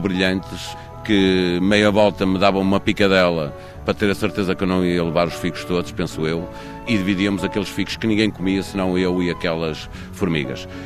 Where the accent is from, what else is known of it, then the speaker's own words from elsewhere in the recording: Porto, Norte, Portugal; now in Lisbon, Portugal; Eu cresci no Porto, numa família de nove filhos